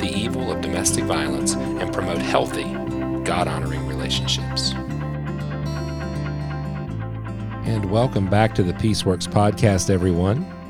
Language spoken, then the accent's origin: English; West Virginia, United States; I am definitely one hundred percent a West Virginian